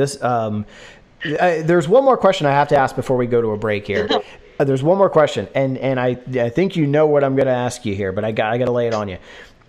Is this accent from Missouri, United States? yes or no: no; Philadelphia, Pennsylvania, United States; growing up in Philly